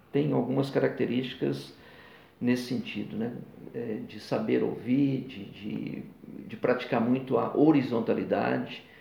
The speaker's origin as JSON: {"language": "Portuguese", "region": "Rio de Janeiro", "country": "Brazil", "tie": "born there", "also_born_or_lived": "Minas Gerais", "said": "Então, eu sou fluminense de nascimento, mas é, me considero muito mais mineiro."}